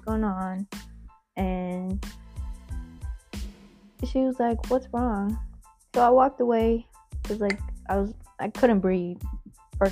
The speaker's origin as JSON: {"language": "English", "country": "Guam", "moved": "as an adult", "said": "I'm from Guam. Guam is, like, however many miles away, and my whole family's over there."}